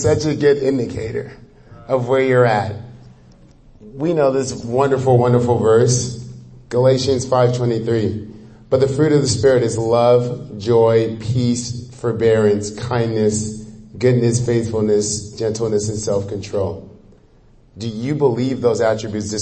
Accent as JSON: {"language": "English", "country": "Nigeria", "moved": "yes", "said": "I'm Nigerian"}